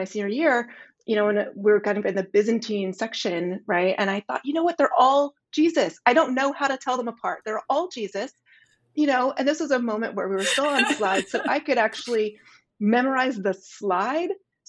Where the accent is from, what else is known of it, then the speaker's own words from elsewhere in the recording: Nashville, Tennessee, United States; So I was born and raised in Nashville, Tennessee. which was not, at the moment when I was there, necessarily a big art town.